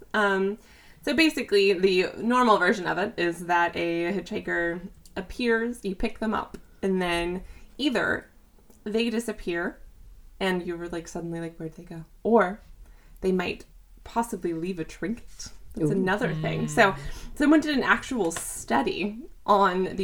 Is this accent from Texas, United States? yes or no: yes; Fort Worth, Texas, United States; I am from Fort Worth-ish